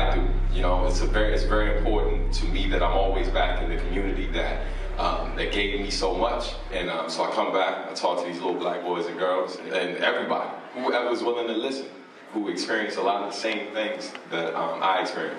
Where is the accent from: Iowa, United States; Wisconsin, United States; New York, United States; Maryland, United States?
Maryland, United States; I grew up in Prince George's County, Maryland.